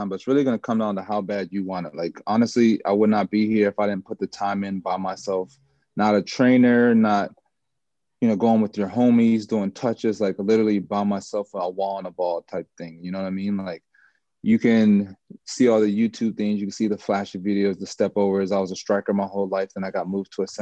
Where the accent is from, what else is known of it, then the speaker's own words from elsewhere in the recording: Washington, District of Columbia, United States; also born or lived in Olney, Maryland / Jamaica (ancestry); now in Charlotte, United States; I'm from DC